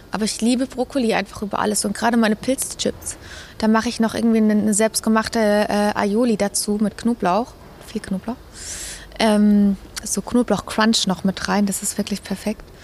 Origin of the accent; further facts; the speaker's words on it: Munich, Bavaria, Germany; München ist meine Heimat. München ist wunderschön.